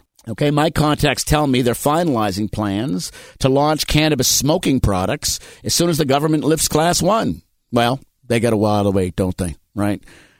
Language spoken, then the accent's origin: English; Massachusetts, United States; I grew up in Massachusetts. Love it there.